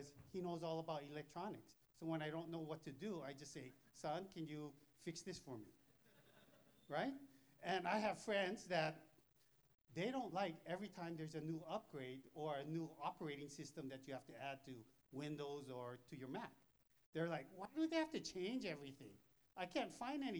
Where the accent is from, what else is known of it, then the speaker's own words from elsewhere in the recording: Thailand; I'm from Thailand. We don't have this kind of weather.